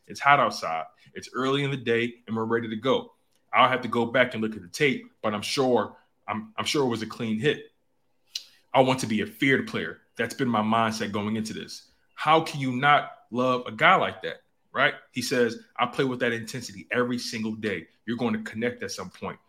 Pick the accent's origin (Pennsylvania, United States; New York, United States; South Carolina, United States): Pennsylvania, United States; Philadelphia; I grew up in Philadelphia, born and raised North Philadelphia